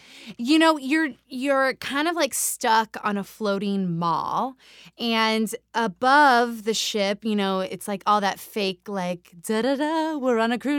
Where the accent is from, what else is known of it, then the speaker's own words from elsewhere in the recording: New Mexico, United States; also born or lived in Nevada / California / Colorado / Utah; I grew up, so I'm from New Mexico, but the addendum to that is that I'm from almost every state in the Southwest.